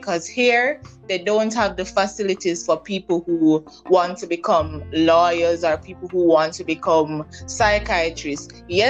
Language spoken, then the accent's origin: English; Jamaica; I'm from Jamaica. I live in Jamaica.